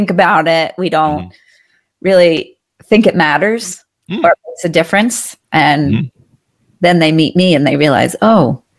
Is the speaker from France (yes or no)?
yes; Paris, Île-de-France, France; also born or lived in New Delhi / Hong Kong; So I grew up overseas in Paris mm-hmm. and New Delhi and Hong Kong, and I really developed a curiosity in people during those 7 years.